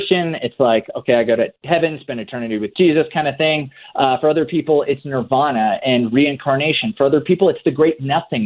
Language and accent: English; Oklahoma, United States; born or raised there